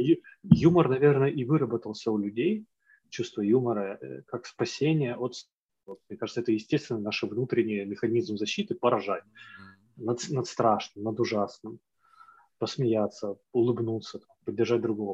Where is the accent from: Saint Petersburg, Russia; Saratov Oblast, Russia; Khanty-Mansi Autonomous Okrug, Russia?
Khanty-Mansi Autonomous Okrug, Russia; Siberia, Khanty-Mansi Autonomous Okrug – Yugra, Russia; moved away; also born or lived in Ukraine; но я вырос в Сибири. Вот. И в Ханты-Мансийском автономном округе Югра.